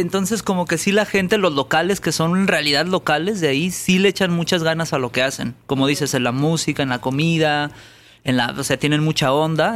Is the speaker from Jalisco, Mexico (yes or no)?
yes; Guadalajara, Jalisco, Mexico; now in Mexico City, Mexico; De Guadalajara, yo nací en Guadalajara